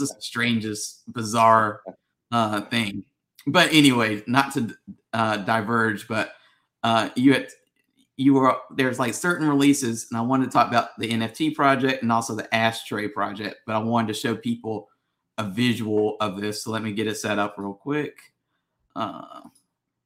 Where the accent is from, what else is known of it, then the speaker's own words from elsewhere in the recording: United States; we're all from the United States